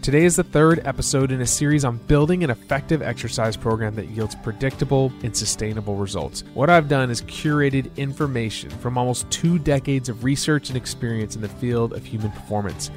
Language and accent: English; Texas, United States; I'm from Texas, and in my home state, we love to smoke meat